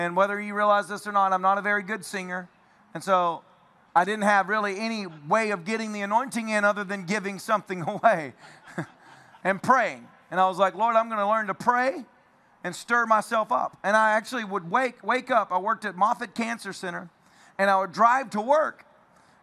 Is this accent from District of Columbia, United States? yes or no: no; Tennessee, United States; I'm from Tennessee